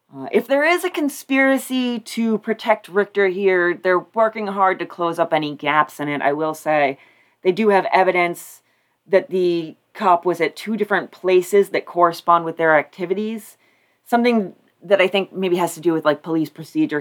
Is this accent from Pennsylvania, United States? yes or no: yes; Pennsylvania, United States; there was an escaped convict running around in Pennsylvania, and that was from my hometown.